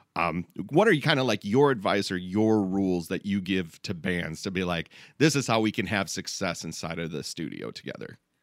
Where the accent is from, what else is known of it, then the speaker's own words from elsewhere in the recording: Midwest, United States; we're all from the Midwest